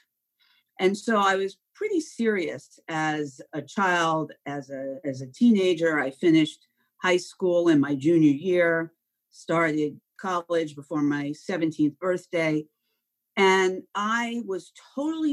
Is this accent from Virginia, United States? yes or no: no; Long Island, New York, United States; I grew up on Long Island.